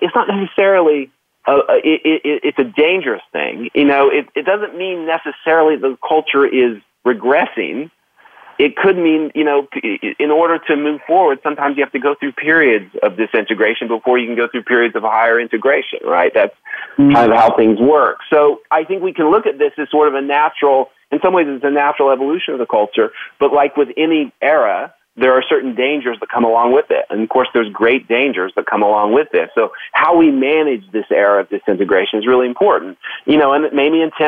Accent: Oklahoma, United States; I grew up in Oklahoma

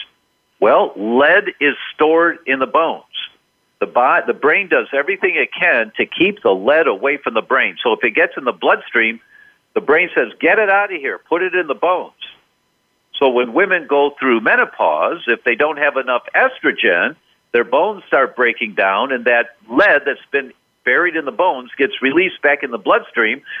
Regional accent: Detroit, Michigan, United States; I was born and raised in Detroit

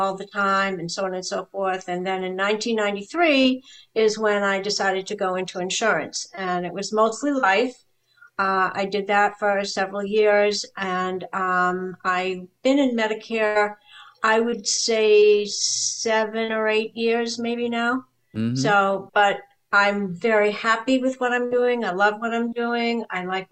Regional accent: New Hampshire, United States; moved away as an adult; also born or lived in Ohio / New York; I'm actually from New Hampshire.

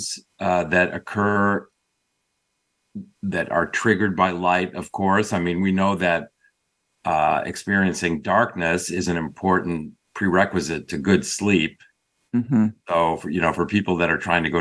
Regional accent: Chicago, Illinois, United States; now in Bay Area, California, United States; I grew up outside of Chicago

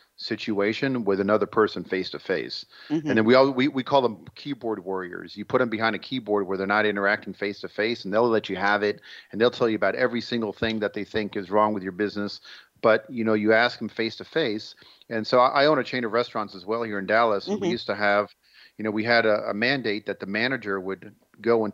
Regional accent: Israel; moved away; I'm originally from Israel

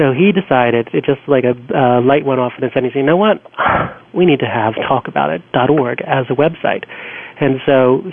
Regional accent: Philadelphia, Pennsylvania, United States; Philadelphia, which, you know, is special to me because that's my hometown

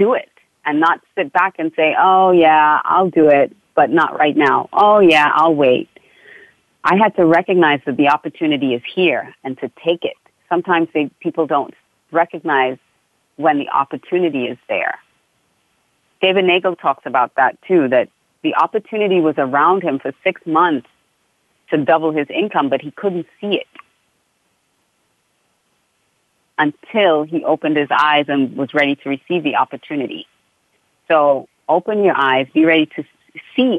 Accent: Australia; also born or lived in Trinidad; now in South Florida, United States; my family moved to Australia when I was about almost 5 years old.

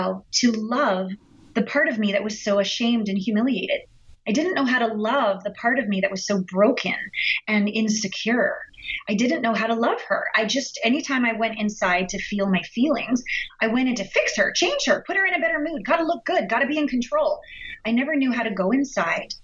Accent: Canada; we're all Canadian here

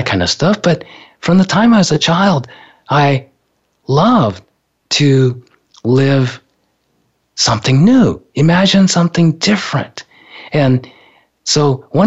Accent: Japan; I was born in Japan

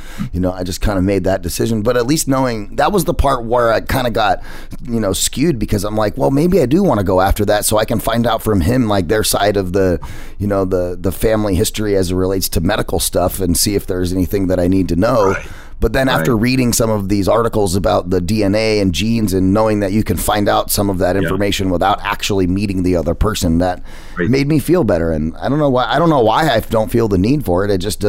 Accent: United States; There's one thing I do know, Kevin. I'm American.

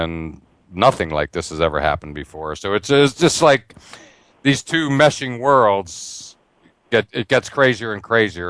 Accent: near Penn State, Pennsylvania, United States; I grew up near Penn State, literally grew up selling Cokes at Beaver Stadium

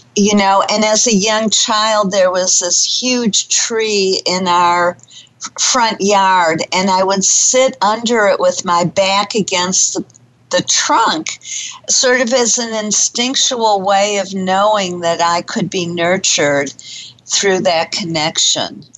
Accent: Detroit, Michigan, United States; now in Dallas, United States; growing up in Detroit

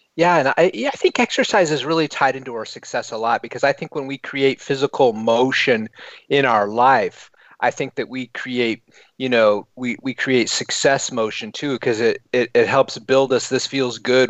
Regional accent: United States; as an American in the United Kingdom

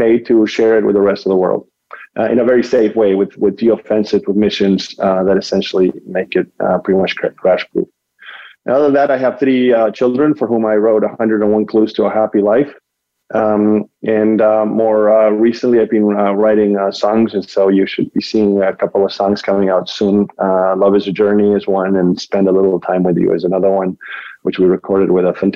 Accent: Argentina; moved away as an adult; now in United States; I was born and raised in Argentina

